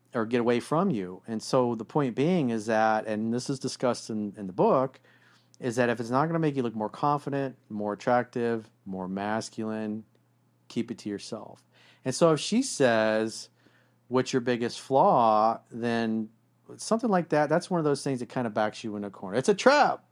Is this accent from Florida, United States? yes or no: yes; South Florida, United States; I grew up in South Florida